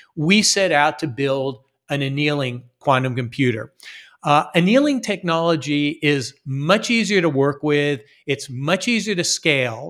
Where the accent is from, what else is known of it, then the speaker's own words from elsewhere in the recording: Las Vegas, Nevada, United States; moved away; also born or lived in Philadelphia, Pennsylvania / Los Angeles, California / Massachusetts; I was born in Philadelphia, Pennsylvania, but I grew up in Las Vegas, Nevada